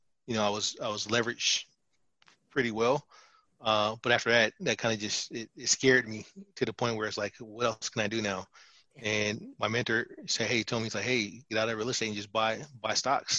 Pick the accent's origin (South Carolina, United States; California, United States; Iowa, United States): California, United States; San Francisco; I grew up in the San Francisco in the Bay Area